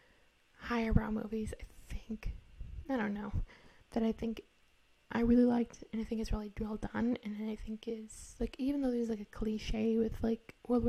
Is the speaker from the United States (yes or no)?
yes; United States; I'm American